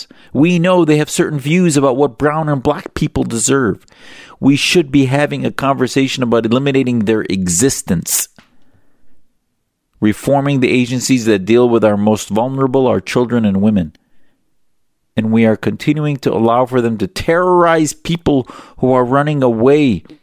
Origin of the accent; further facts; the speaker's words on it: United States; as a Muslim and as an American